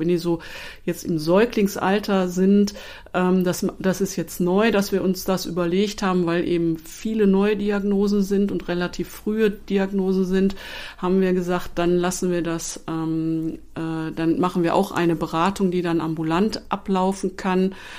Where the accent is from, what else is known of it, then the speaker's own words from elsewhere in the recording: Duisburg, North Rhine-Westphalia, Germany; Ich bin gebürtige Duisburgerin, bin dann im Hause geblieben